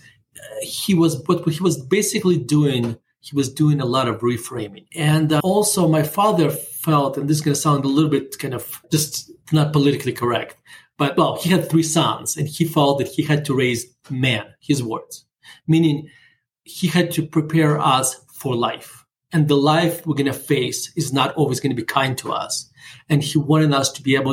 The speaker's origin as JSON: {"language": "English", "town": "Murmansk", "region": "Murmansk Oblast", "country": "Russia", "tie": "born or raised there", "second_language": "English", "moved": "yes", "lives_now": "United States", "said": "I'm growing up in not just in Russia, but in Soviet Russia. We're living in the city called Murmansk"}